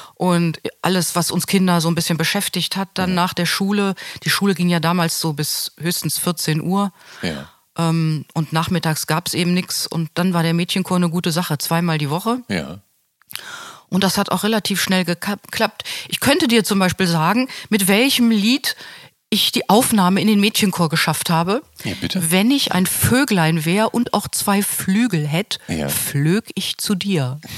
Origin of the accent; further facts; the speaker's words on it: Hanover, Lower Saxony, Germany; moved away as an adult; also born or lived in Grand Ledge, Michigan / Amsterdam / London / Braunschweig; now in Münster, Germany; was Hannover betrifft, meine alte Heimat.